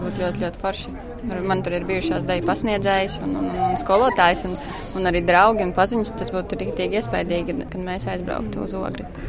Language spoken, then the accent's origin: Latvian; Latvia; now in Bergen, Norway